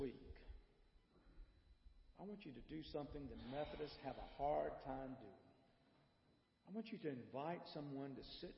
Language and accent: English; Bishopville, South Carolina, United States; I grew up in Bishopville